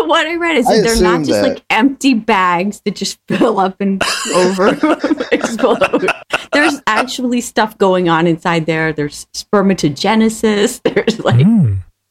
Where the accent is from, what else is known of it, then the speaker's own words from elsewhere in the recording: Florida, United States; But I'm from Florida